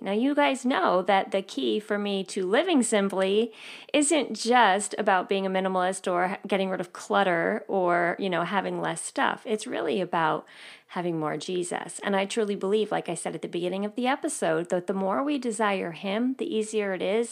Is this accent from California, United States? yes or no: no; New York, United States; I grew up living right outside of New York City